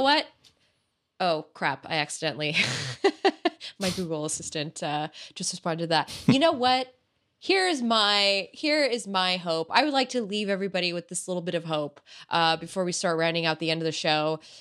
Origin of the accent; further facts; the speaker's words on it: United States; I'm American